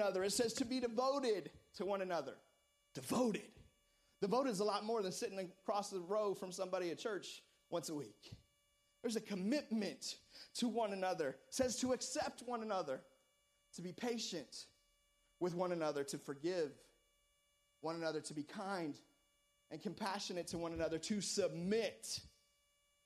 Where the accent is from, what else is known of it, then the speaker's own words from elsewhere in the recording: United States; I was born in America.